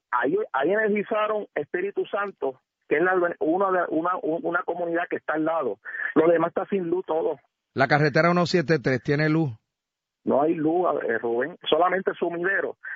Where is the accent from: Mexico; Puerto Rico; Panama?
Puerto Rico; Aguas Buenas; lo que está sucediendo en nuestro pueblo de Aguabuena, en mi pueblo de Aguas Buenas